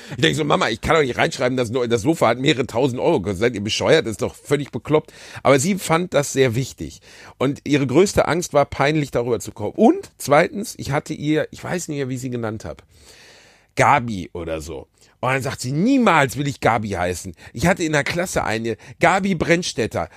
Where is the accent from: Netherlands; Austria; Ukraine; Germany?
Germany; Ruhr area, North Rhine-Westphalia; Ich komme aus dem Ruhrgebiet